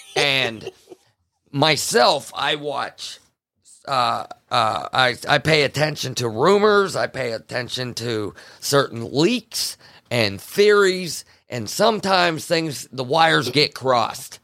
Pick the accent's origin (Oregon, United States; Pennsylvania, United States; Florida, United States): Pennsylvania, United States; Farmville; I'm from Farmville, Pennsylvania